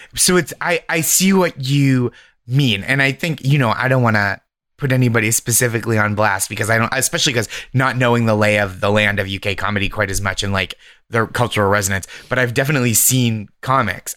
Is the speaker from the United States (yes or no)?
yes; Boston, Massachusetts, United States; I'm from Boston. I started stand-up in Boston. I'm from the Boston area